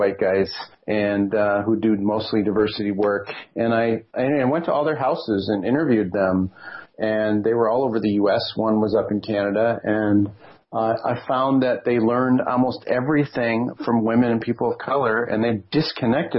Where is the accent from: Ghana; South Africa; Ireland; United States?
United States; the Midwest of U.S.; me as a white guy growing up in the Midwest of U.S.